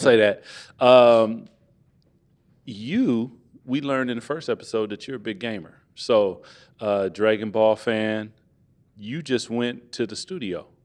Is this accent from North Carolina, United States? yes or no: no; Seattle, Washington, United States; I'm from Seattle